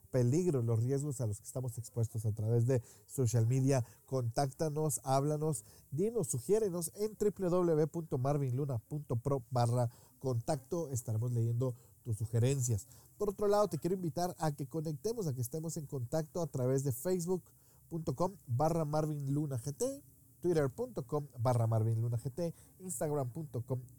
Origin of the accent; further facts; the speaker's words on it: Guatemala